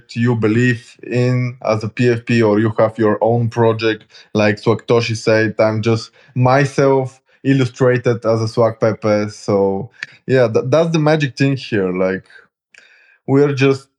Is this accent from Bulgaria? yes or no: yes; Bulgaria; I'm from Bulgaria.